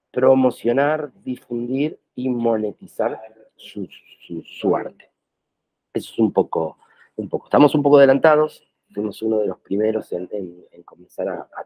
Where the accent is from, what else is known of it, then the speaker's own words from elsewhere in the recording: Buenos Aires, Argentina; born there; argentino, nacido en Buenos Aires